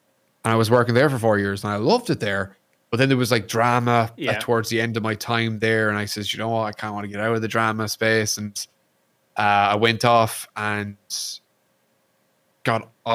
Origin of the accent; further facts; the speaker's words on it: Ireland; also born or lived in Kentucky, United States; I'm Irish